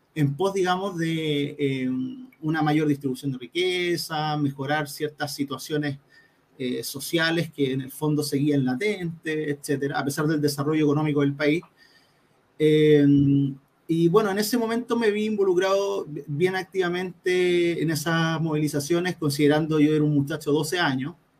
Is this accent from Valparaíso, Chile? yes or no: no; Santiago, Santiago Metropolitan Region, Chile; moved away as an adult; now in Antofagasta, Chile; yo soy oriundo de Santiago